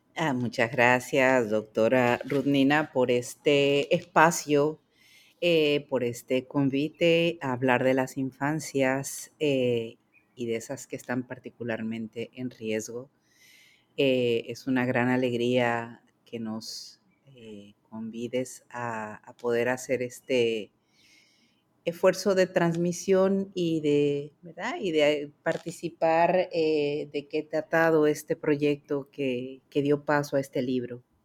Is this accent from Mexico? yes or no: yes; Mexico; moved away as an adult; also born or lived in France; now in Puerto Rico; yo soy mexicana de nacimiento. Allá hice mis primeros estudios de psicología